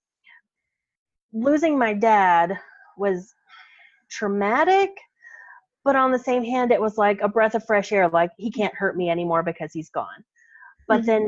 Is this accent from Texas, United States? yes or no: yes; Texas, United States; now in Colorado, United States; we're from Texas